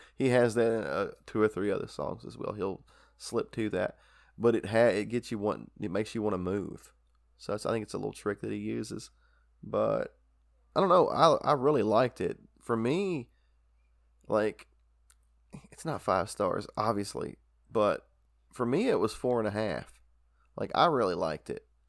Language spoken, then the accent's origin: English; Kentucky, United States; We're from Kentucky